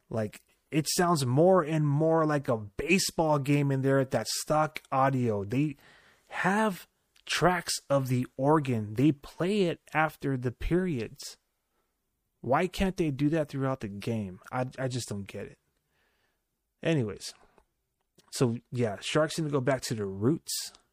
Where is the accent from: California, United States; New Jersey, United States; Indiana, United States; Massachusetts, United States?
California, United States; showcase where we're from. We're from Silicon Valley.